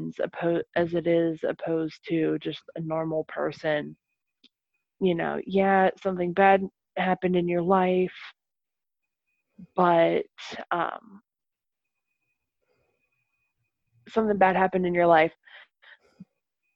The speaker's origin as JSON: {"language": "English", "town": "Arnold", "region": "Pennsylvania", "country": "United States", "tie": "born or raised there", "moved": "yes", "lives_now": "Meadville, United States", "said": "my hometown of Arnold"}